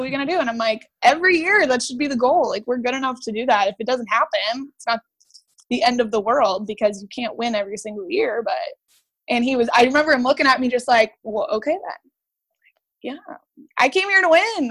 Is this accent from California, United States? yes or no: yes; Brea, California, United States; I grew up in Brea, California